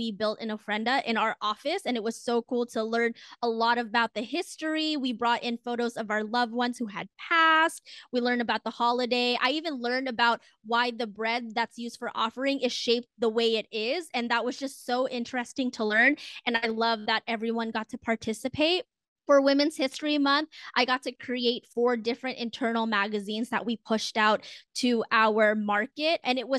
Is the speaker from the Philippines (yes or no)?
yes; Philippines; that's kind of just really important to me as a woman of color and as a Filipino to just feel seen for once.